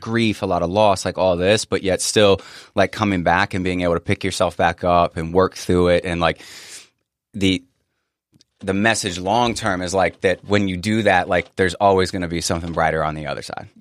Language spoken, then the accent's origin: English; Northern Virginia, United States; I grew up in Northern Virginia